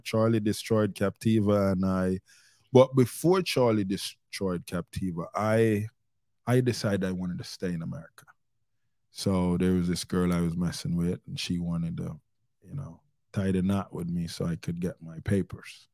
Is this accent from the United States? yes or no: no; Jamaica; I was born in Jamaica